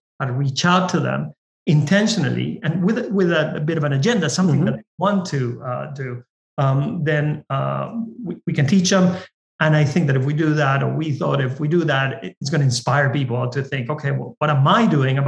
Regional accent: Argentina; now in United States; I come from Argentina, I'm Latino

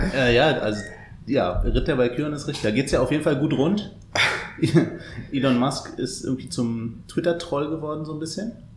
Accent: Berlin, Germany; ignoranter Berliner

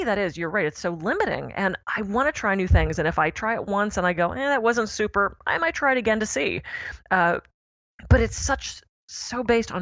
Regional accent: Pittsburgh, Pennsylvania, United States; when I was a little kid, I grew up in Pittsburgh

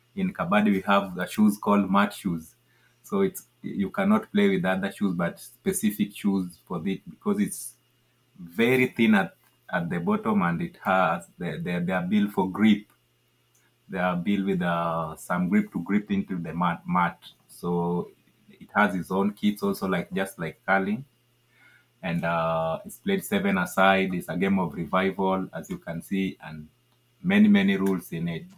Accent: Nairobi, Kenya; also born or lived in Ugenya, Siaya; I grew up in in Nairobi, at the capital city

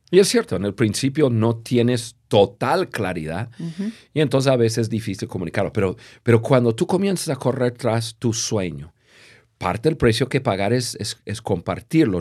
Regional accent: United States; Spanish is a second language; moved away as an adult; also born or lived in Latin America; siendo gringos

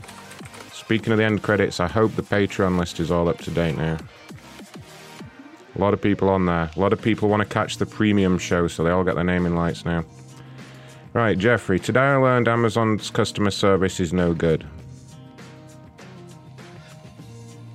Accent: England, United Kingdom; As an Englishman

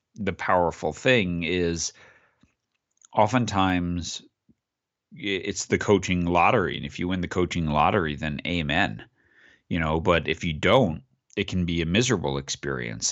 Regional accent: Long Island, New York, United States; I grew up on Long Island

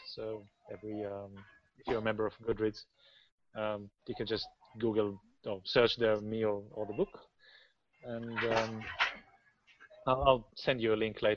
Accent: Australia; being an Australian

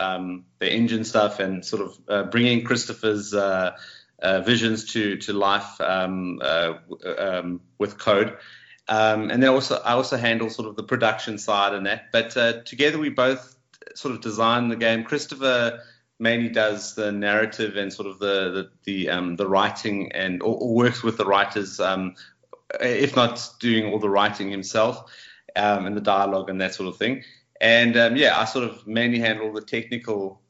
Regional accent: Johannesburg, Gauteng, South Africa; moved away as an adult; now in Cape Town, South Africa; we're originally from Johannesburg, which is sort of the main commerce city in South Africa. And we moved down to Cape Town a couple of years ago

